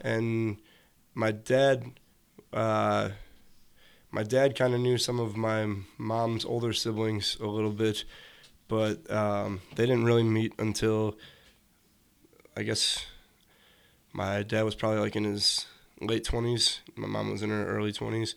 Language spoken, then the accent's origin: English; Joliet, Illinois, United States; born or raised there; also born or lived in Chicago / Hometown, Illinois / Oak Lawn, Illinois